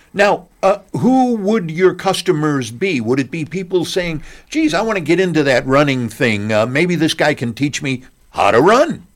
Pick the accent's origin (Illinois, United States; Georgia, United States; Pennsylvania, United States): Illinois, United States; Chicago; moved away; lived in Chicago at that time. That's my hometown